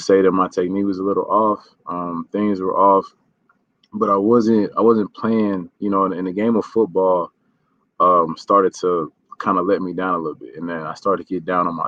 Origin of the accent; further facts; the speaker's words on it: Ferguson, Missouri, United States; I'm from Ferguson, Missouri, you know, St. Louis